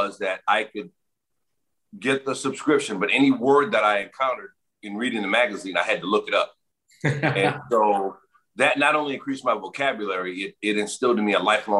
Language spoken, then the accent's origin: English; New Orleans, Louisiana, United States; growing up in New Orleans